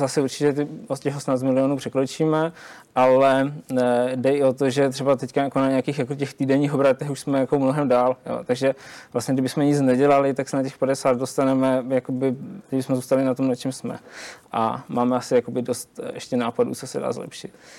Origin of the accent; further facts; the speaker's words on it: Zlín, Zlín Region, Czechia; u nás ve Zlíně